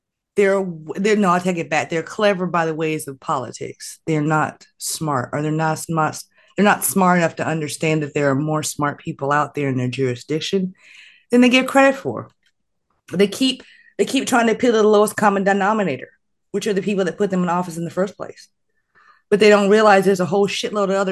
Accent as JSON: {"language": "English", "region": "Oklahoma", "country": "United States", "tie": "born or raised there", "moved": "yes", "said": "that's still my home state"}